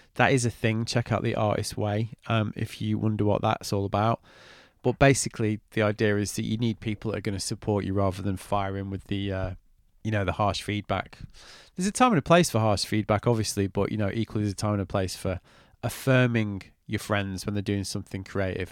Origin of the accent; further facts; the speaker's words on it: United Kingdom; I'm British